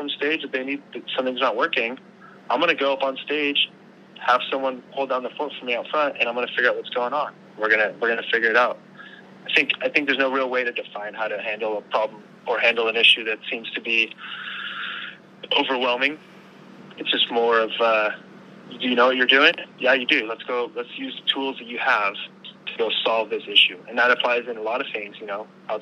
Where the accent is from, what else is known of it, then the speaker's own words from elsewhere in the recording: Long Beach, California, United States; I'm from Long Beach